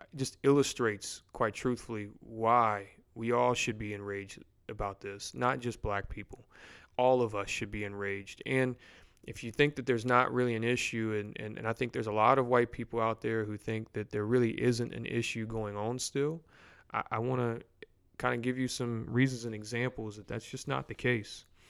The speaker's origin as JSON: {"language": "English", "region": "Louisiana", "country": "United States", "tie": "born or raised there", "said": "Baton Rouge in my hometown or home city"}